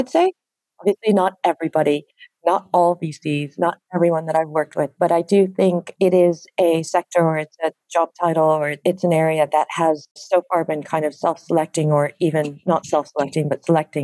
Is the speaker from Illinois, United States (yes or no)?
yes; Chicago, Illinois, United States; now in London, United Kingdom; I was born and raised in the Midwestern part of the state. So in the suburbs of Chicago